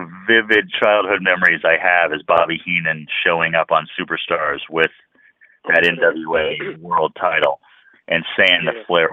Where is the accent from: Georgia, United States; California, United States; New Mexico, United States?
California, United States; I grew up here in California